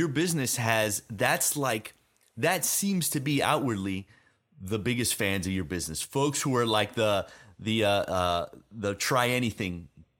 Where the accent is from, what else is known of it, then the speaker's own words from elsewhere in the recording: Florida, United States; Like I grew up on the Florida boy.